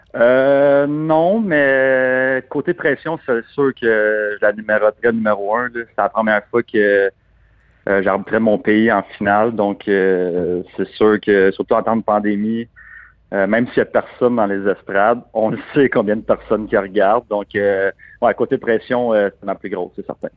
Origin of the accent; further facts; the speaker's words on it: Canada; on est Canadien.